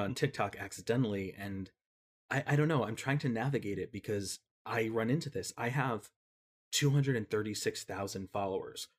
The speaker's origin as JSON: {"language": "English", "region": "Connecticut", "country": "United States", "tie": "born or raised there", "moved": "as an adult", "lives_now": "New York, United States", "said": "I grew up in Connecticut."}